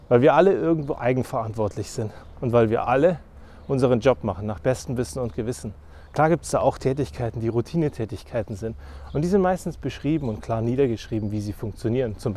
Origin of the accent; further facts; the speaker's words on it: Germany; Weil im Feiern sind wir Deutsche wahnsinnig schlecht.